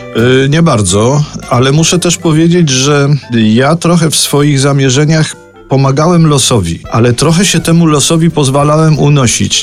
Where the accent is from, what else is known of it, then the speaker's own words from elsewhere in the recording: Kraków, Lesser Poland, Poland; to jest moje rodzinne miasto